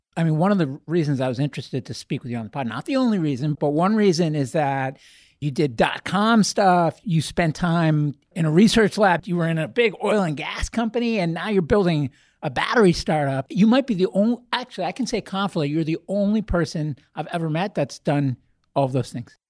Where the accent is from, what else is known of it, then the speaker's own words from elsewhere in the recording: Boston, Massachusetts, United States; I'm a Bostonian